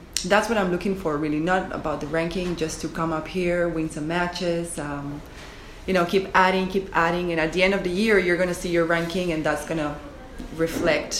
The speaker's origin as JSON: {"language": "English", "country": "Spain", "tie": "born or raised there", "said": "growing up in Spain"}